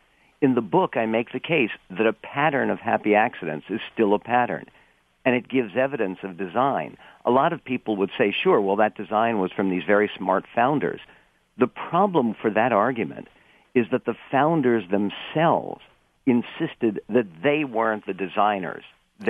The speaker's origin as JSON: {"language": "English", "town": "Philadelphia", "region": "Pennsylvania", "country": "United States", "tie": "born or raised there", "said": "We grew up in Philadelphia, and my dad used to take me around to historical sites, Independence Hall, Valley Forge."}